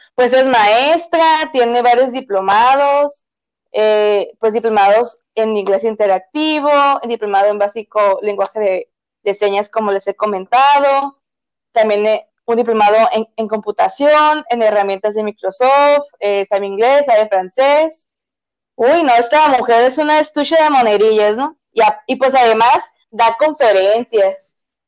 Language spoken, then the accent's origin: Spanish; northern Mexico, Mexico; nosotros somos norteñas, ¿no? Y nosotros usamos más chilo que chido